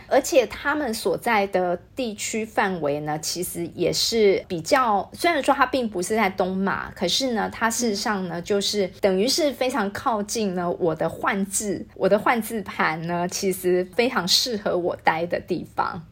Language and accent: Chinese; Taiwan; moved away as an adult; now in Kuching, Malaysia; 毕竟我们是台湾人